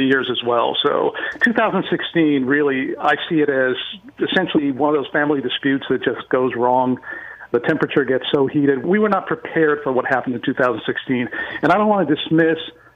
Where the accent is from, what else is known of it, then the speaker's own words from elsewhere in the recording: Beirut, Beirut Governorate, Lebanon; now in United States; I grew up, I'm an American, but I grew up in Beirut, Lebanon during the Civil War there.